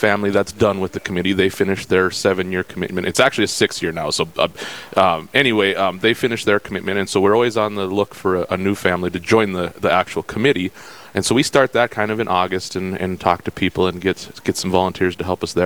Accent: Dickinson, North Dakota, United States; I'm born and raised in Dickinson, North Dakota here.

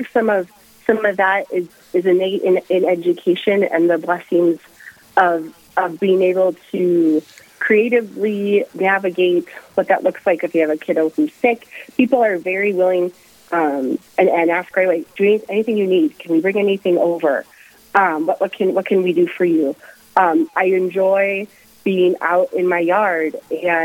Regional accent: Maple Grove, Minnesota, United States; moved away as an adult; also born or lived in Honduras; now in Rochester, United States; I am a product of Catholic education from kindergarten through 12th grade up in the Twin Cities. I hail from the Maple Grove area

